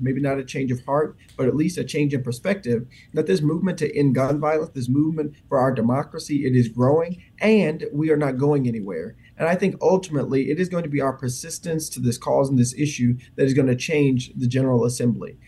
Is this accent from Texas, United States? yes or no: no; Memphis, Tennessee, United States; my hometown and the community that I care so much about